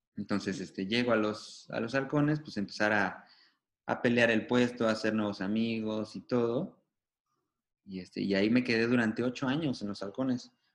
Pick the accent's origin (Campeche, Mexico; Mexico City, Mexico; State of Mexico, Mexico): Mexico City, Mexico; moved away; also born or lived in Xalapa, Veracruz; nací en la Ciudad de México. Si te has de acordar que soy chilango de corazón